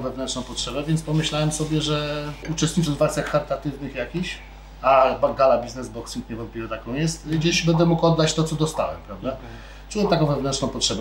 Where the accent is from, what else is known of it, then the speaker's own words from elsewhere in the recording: Poland; urodziłem się w tym kraju, kocham ten kraj